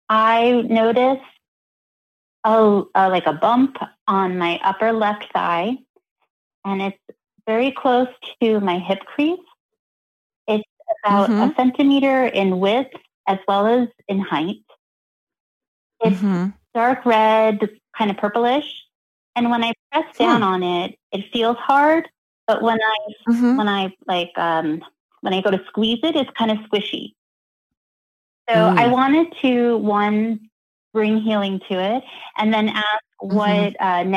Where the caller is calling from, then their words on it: Danville, California, United States; I'm calling from Danville, California.